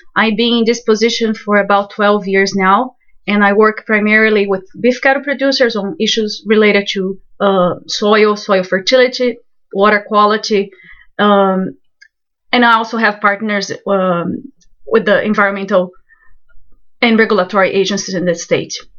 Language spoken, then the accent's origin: English; Brazil; moved away as an adult; also born or lived in Ona, Florida; now in Florida, United States; I'm originally from Brazil